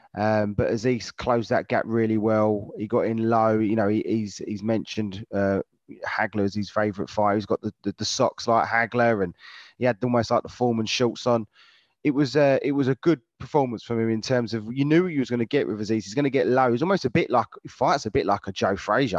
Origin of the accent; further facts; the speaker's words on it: London, United Kingdom; I was born in Lewisham myself